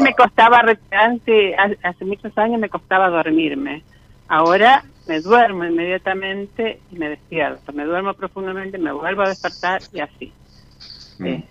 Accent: Santa Fe, Argentina; de Santa Fe.

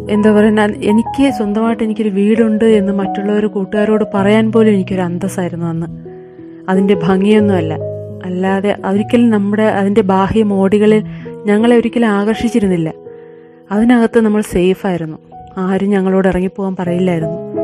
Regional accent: Ozhukupara, Kerala, India; ഞാൻ ജനിച്ചത് വെമ്പായത്തിനടുത്തുള്ള ഒഴുകുപാറ എന്ന ഗ്രാമത്തിലാണ്

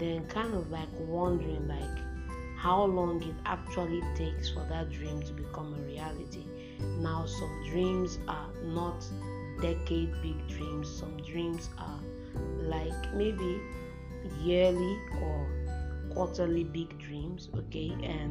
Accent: Nigeria; I'm based in Nigeria for now. I'm a Nigerian

